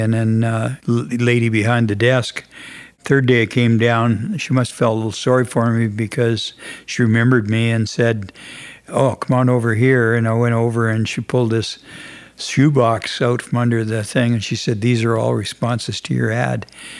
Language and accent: English; Saskatchewan, Canada; moved away; also born or lived in Edmonton, Alberta / Uranium City; I was born and raised in Saskatchewan, but my mom and dad were separated and I lived with my mother and we had moved to Edmonton in 1959